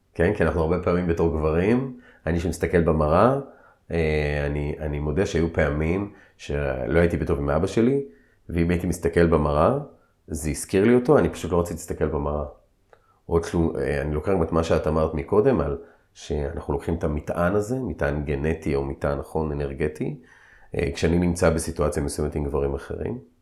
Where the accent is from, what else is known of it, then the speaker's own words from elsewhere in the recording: Israel; אני כיהודי, כישראלי